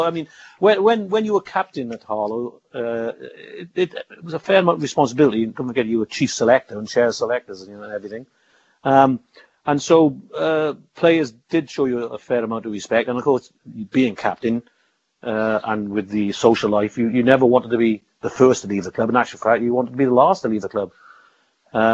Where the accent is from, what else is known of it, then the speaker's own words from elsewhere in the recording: Barcelona, Catalonia, Spain; I'm from Barcelona.